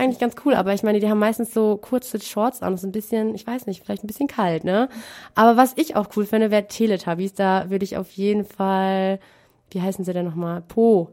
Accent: Münster, North Rhine-Westphalia, Germany; bei uns in Münster

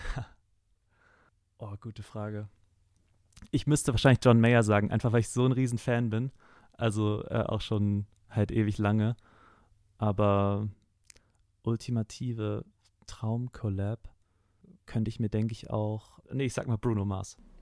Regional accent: Hamburg, Germany; first language German; moved away as an adult; now in Osnabrück, Germany; ich komme ursprünglich aus Hamburg und ich bin jetzt aber vor einem halben Jahr äh, nach Osnabrück gezogen zum Musikstudium

